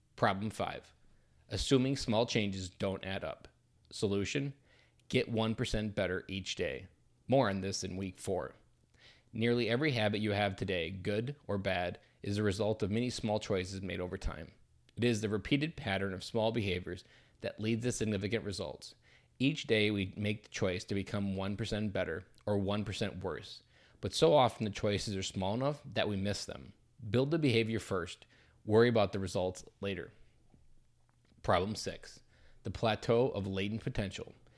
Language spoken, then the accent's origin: English; Delaware, Wisconsin, United States; also born or lived in Janesville, Wisconsin; I grew up in Delaware, Wisconsin, just south of Madison, Wisconsin.